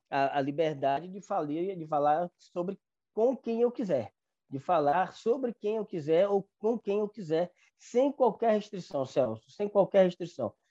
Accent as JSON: {"language": "Portuguese", "region": "Northeast Region", "country": "Brazil", "said": "sou nordestino, já estive em São Paulo"}